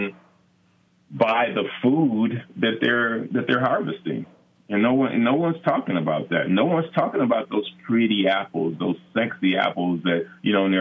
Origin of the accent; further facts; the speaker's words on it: Los Angeles, California, United States; growing up in South Central